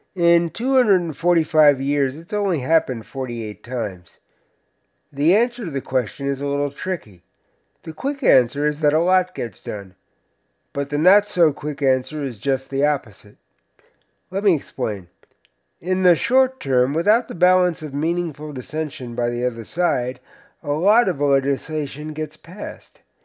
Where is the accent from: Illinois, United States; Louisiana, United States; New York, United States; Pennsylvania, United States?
New York, United States; Cedarhurst; my hometown of Cedarhurst